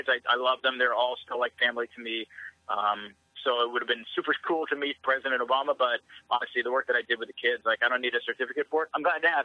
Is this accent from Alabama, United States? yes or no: no; Seattle, Washington, United States; moved away as an adult; also born or lived in Houston; it's my hometown.